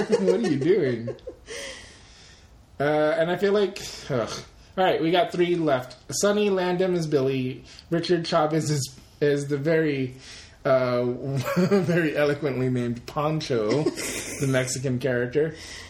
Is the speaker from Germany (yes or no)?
yes; Germany; I'm from Germany.